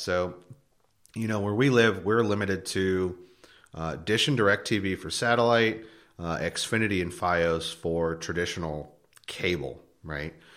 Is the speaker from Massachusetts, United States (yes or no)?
no; north of Philadelphia, Pennsylvania, United States; moved away; I grew up in Pennsylvania. Um, uh, north of Philadelphia an hour